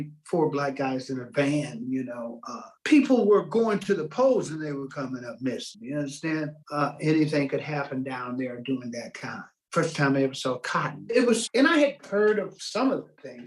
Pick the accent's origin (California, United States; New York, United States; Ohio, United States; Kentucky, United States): Ohio, United States; also born or lived in West Virginia; I was brought up in Ohio